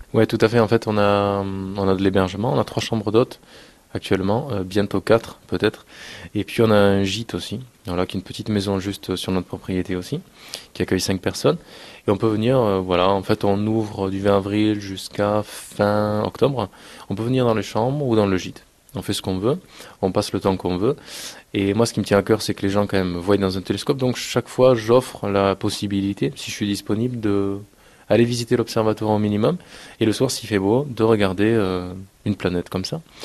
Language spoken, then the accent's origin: French; Castres, Occitania, France; chez nous à Castres